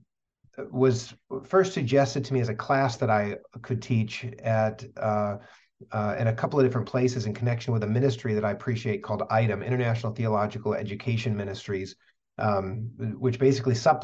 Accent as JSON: {"language": "English", "region": "West Michigan", "country": "United States", "tie": "born or raised there", "also_born_or_lived": "California / Northeast Pennsylvania", "lives_now": "Kalamazoo, United States", "said": "I grew up in West Michigan"}